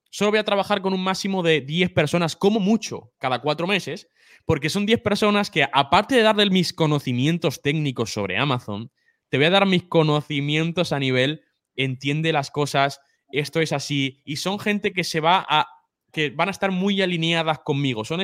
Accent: Spain; Sí, no, yo nací aquí. Lo que pasa es que no, tengo la, no tengo la nacionalidad.

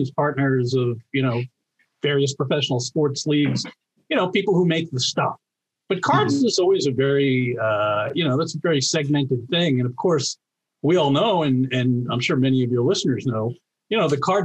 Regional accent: New York, United States; I grew up in New York

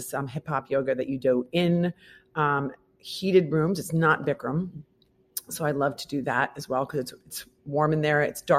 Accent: Midwest, United States; now in New York, United States; I'm from the Midwest.

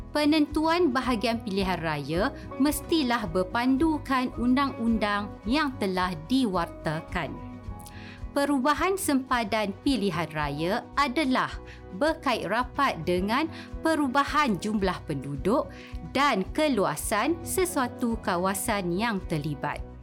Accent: Malaysia; kita sebagai rakyat Malaysia

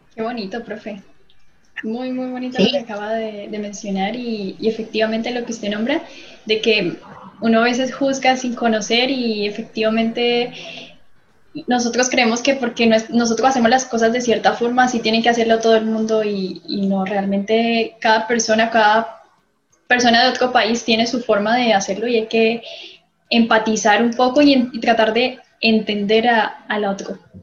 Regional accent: Colombia; now in Chile; no es porque yo sea colombiana

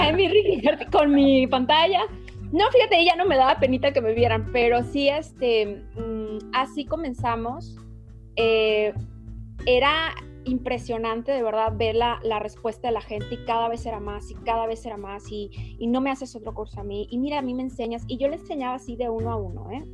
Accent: Mexico; como buena mexicana que soy

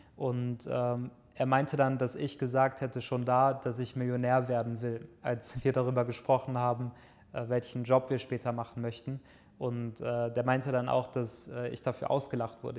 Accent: near Düsseldorf, North Rhine-Westphalia, Germany; ich komme ja aus der Nähe von Düsseldorf, in einem kleinen Dorf bin ich am, an einem Feldweg aufgewachsen

